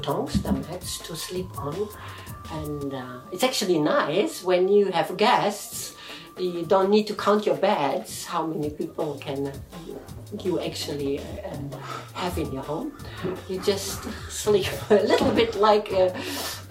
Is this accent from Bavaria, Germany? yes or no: no; Hanover, Lower Saxony, Germany; moved away as an adult; also born or lived in Italy / Switzerland; now in Tokyo, Japan; I'm from Germany, but I live in Tokyo